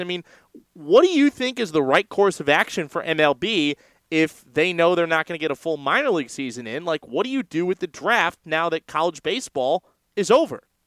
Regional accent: San Francisco, California, United States; also born or lived in Chicago; I'm from San Francisco

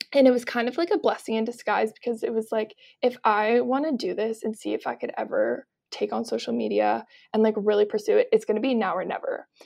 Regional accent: Kelowna, British Columbia, Canada; moved away as an adult; now in Toronto, Canada; I grew up in Kelowna, B C, and then I've lived in Toronto for the last year and a half

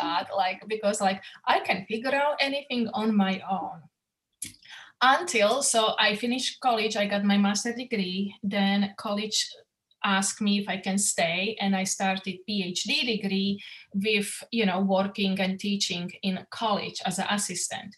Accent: Slovakia; English is a second language; moved away as an adult; now in United States; I came from Slovakia, and it was communist country, and we grew up as a, we couldn't believe the higher power

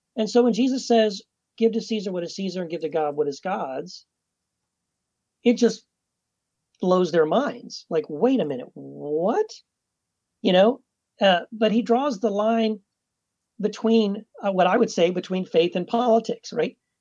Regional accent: Texas, United States; I was born and raised in Texas

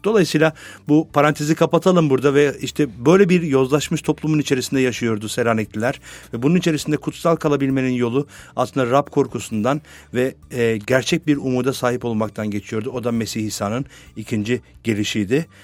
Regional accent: Adana, Turkey; moved away; ben Adanalıyım aslen.

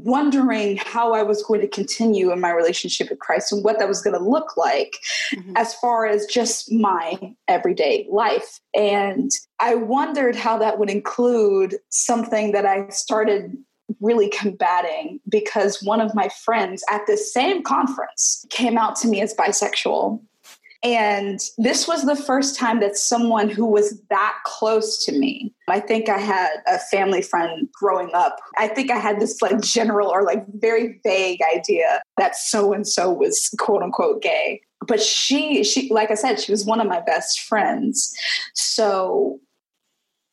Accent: Mobile, Alabama, United States; I hail from Mobile, Alabama. You know, being from Mobile, there is this very distinct and honestly extremely odd Catholic population here

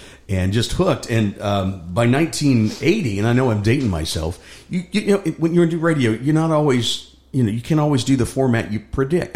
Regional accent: Cleveland, Ohio, United States; also born or lived in Buffalo, New York; I grew up in Cleveland, Ohio, born in Buffalo

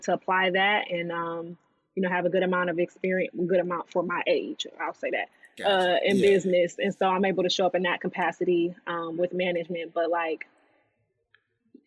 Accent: Detroit, Michigan, United States; moved away as an adult; also born or lived in Ann Arbor, Michigan; now in Los Angeles, United States; from Detroit, was actually born in Ann Arbor because my mom was still in school

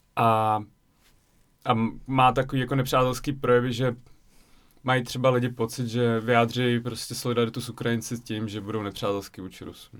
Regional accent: České Budějovice, South Bohemian Region, Czechia; also born or lived in Voronezh, Russia / Zlín; now in Prague, Czech Republic; já jsem vlastně vyrůstal v Ledenicích a potom v Českých Budějovicích od pěti let

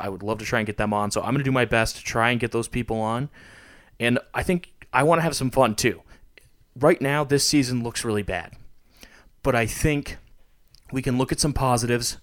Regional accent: Montana, United States; I was born in Montana.

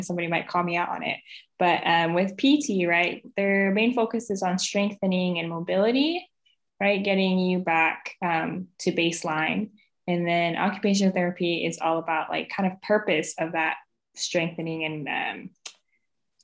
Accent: Portland, Oregon, United States; I'm from Portland, Oregon. I was born and raised there.

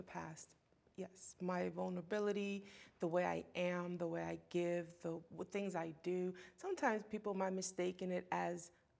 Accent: United States; some people think that I'm not born here.

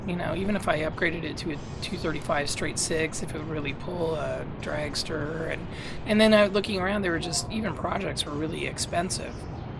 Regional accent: Fremont, California, United States; now in Sacramento, United States; I grew up in Fremont.

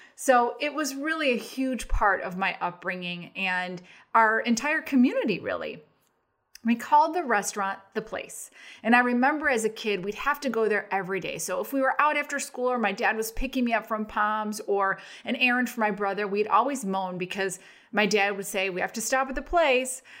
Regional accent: Arlington Heights, Illinois, United States; we grew up in Arlington Heights

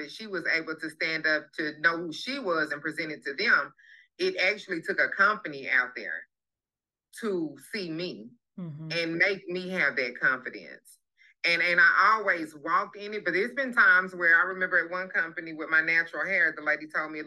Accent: Pine Bluff, Arkansas, United States; I'm from Pine Bluff, Arkansas

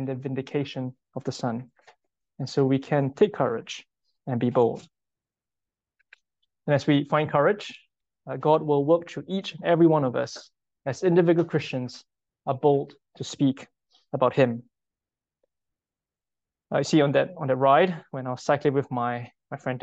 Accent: Singapore; moved away; I'm from Singapore, and all men in Singapore need to spend 2 years in national service to fight for the country. And if there's a war in Singapore right now, I will go back

